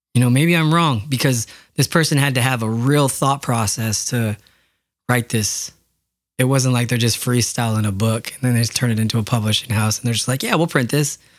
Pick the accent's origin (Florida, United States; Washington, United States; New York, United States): Washington, United States; Yakima; growing up in Yakima, there's a lot of orchards.